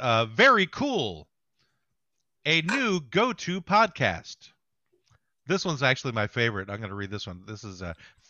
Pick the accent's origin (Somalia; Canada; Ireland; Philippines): Somalia; I'm from Somalia.